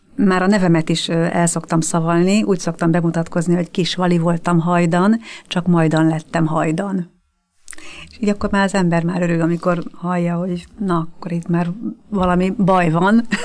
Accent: Budakeszi, Pest, Hungary; moved away as an adult; also born or lived in Terézváros, Budapest; now in Budapest, Hungary; Budakeszi nőttem fel

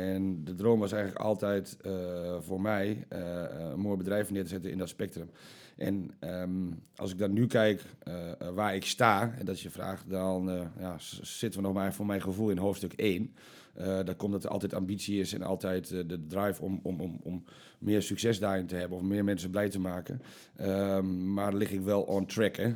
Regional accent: Almelo, Overijssel, Netherlands; Ik kom uit Almelo, 37 jaar, leuke vriendin

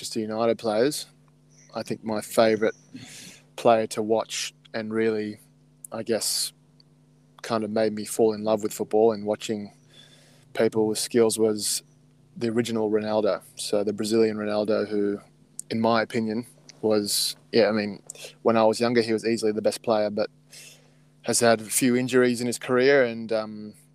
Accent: Canberra, Australian Capital Territory, Australia; I grew up in Canberra

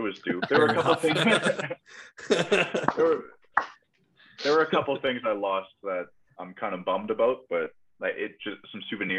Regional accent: Germany; if anyone asks me where I'm from, like, I'm from Germany. I'm here as a fan.

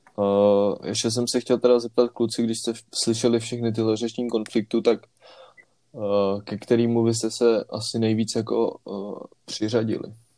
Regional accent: Prague, Czechia; jelikož jsme všichni z Prahy

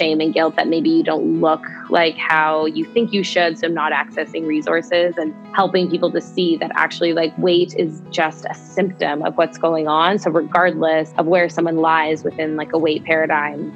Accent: Saskatchewan, Canada; moved away as an adult; also born or lived in British Columbia; I'm from Saskatchewan originally. And when I came out to UBC

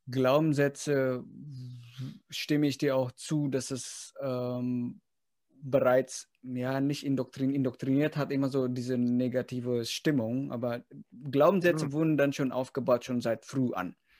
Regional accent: Indonesia; moved away; Ich komme zwar aus Indonesien

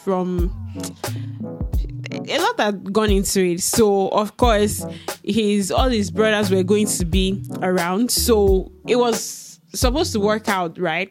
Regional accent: Ibadan, Oyo, Nigeria; moved away; I'm from Ibadan

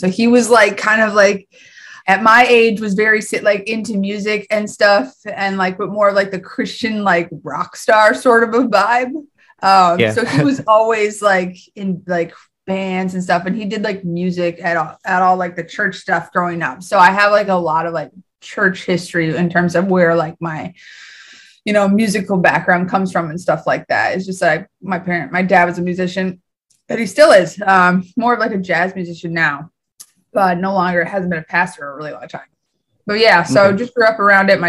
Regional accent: Minnesota, United States; also born or lived in Colorado; I was like 2 or 3 when I moved to Minnesota. I lived there most of my whole life.

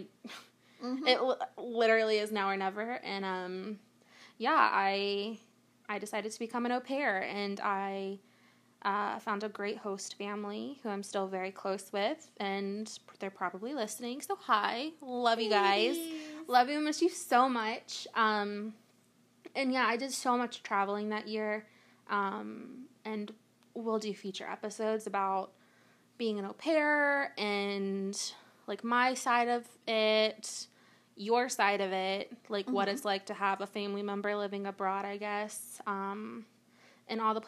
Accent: North Florida, United States; we grew up in North Florida.

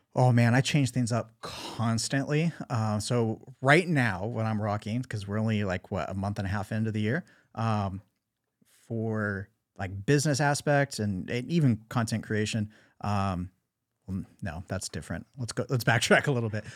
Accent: Southern California, United States; growing up in Southern California, skateboarding, surfing, snowboarding

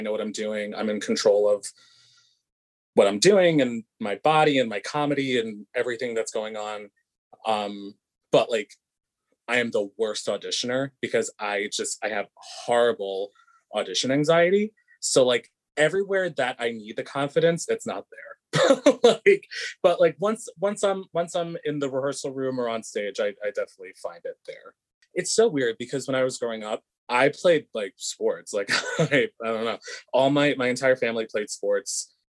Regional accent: Lindenhurst, New York, United States; I sure was. Lindenhurst, New York, Long Island.

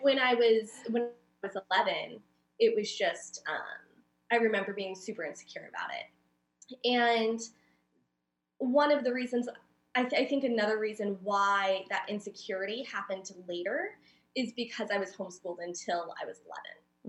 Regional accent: Oceanside, California, United States; I'm from San Diego, so I was born and raised in Oceanside

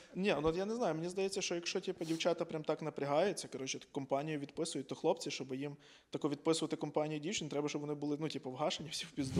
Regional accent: Ivano-Frankivsk, Ivano-Frankivsk Oblast, Ukraine; Я з Франківська

